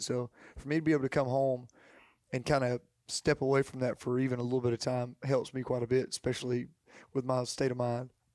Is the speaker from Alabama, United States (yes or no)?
yes; Jacksonville, Alabama, United States; growing up in Jacksonville, growing up in Alabama